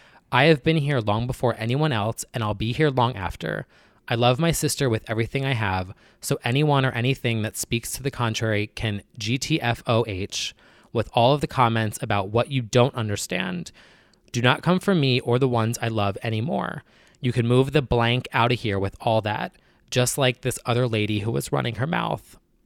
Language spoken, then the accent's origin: English; New Jersey, United States; Call it out. Yeah. I'm from New Jersey.